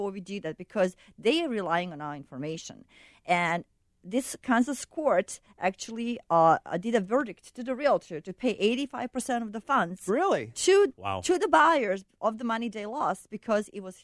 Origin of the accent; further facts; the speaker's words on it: Bosnia & Herzegovina; now in Chicago, United States; I'm from Bosnia.